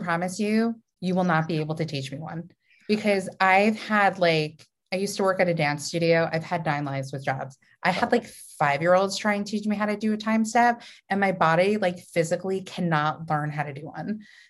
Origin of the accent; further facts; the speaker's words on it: Long Island, New York, United States; I'm also from Long Island.